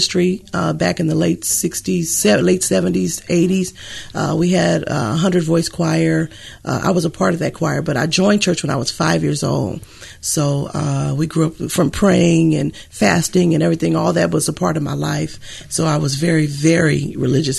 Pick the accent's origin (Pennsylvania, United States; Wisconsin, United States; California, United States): California, United States; San Francisco; I'm from America, USA, San Francisco, California, USA. Grew up with six brothers and sisters.